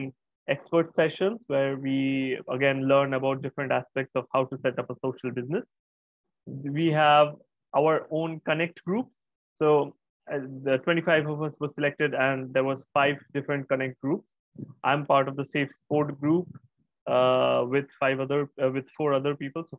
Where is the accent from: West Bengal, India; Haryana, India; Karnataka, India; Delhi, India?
West Bengal, India; Kolkata; I'm from Kolkata in India.